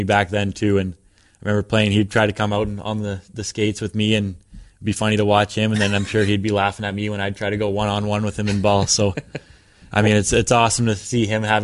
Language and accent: English; Prince Albert, Saskatchewan, Canada; moved away; it's in my hometown